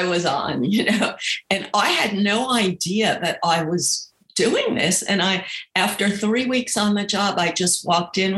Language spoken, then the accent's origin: English; New York, United States; I grew up in New York